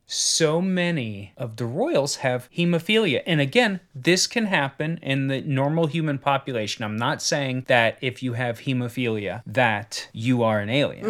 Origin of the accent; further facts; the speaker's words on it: United States; as an American